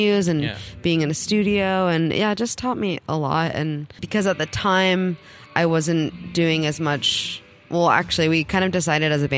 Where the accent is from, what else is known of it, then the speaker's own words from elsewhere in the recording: Los Angeles, California, United States; I grew up in Los Angeles